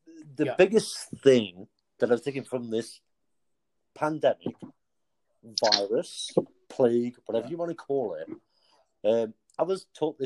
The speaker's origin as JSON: {"language": "English", "area": "Derbyshire", "region": "East Midlands", "country": "United Kingdom", "said": "Now, I'm from Derbyshire."}